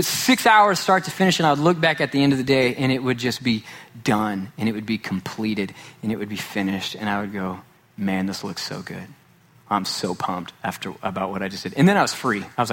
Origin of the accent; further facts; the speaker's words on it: Sachse, Texas, United States; growing up in Sachse, Texas.